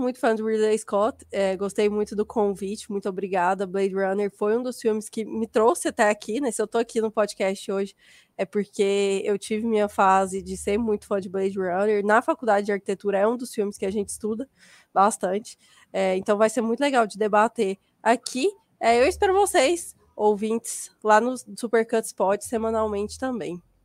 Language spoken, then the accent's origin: Portuguese; Goiânia, Goiás, Brazil; sou daqui de Goiânia